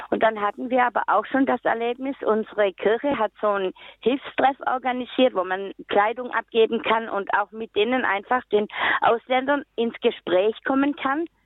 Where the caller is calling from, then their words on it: Nuremberg, Bavaria, Germany; Ja, ich komme aus Nürnberg und möchte gerne zwei Erfahrungsberichte aus meinem eigenen Leben sagen.